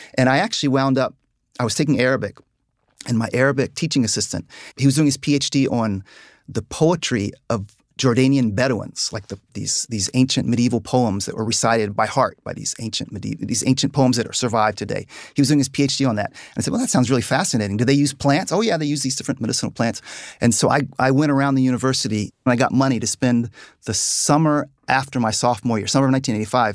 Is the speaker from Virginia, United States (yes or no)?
yes; Virginia, United States; We, we grew up on the Chesapeake Bay, hunting, fishing, crabbing, boating.